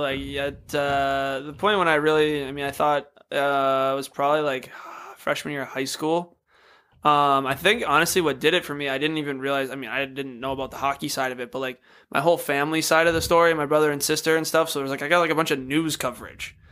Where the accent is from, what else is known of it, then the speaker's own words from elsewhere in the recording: Apple Valley, Minnesota, United States; growing up in Apple Valley, like not typically a hockey city